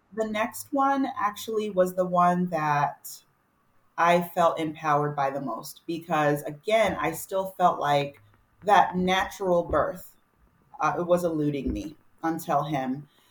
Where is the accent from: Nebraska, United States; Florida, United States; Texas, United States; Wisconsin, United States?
Texas, United States; moved away; my hometown in Texas, I grew up with her